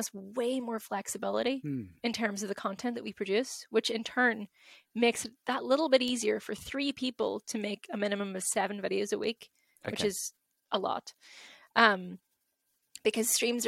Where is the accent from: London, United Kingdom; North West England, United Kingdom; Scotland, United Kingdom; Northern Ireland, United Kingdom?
Northern Ireland, United Kingdom; Derry; I grew up in Derry, good old Derry